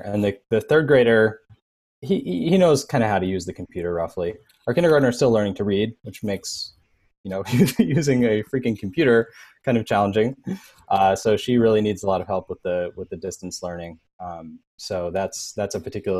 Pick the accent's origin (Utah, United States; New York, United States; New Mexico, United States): New York, United States; New York City; moved away as an adult; now in New Jersey, United States; I'm still a New Yorker. I grew up in the city